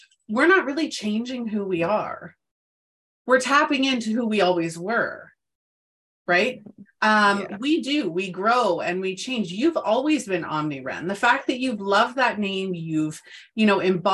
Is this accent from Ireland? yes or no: no; Canada; moved away as an adult; I'm in Canada, so provinces. I moved back to my hometown where all the people that I had known since birth were still here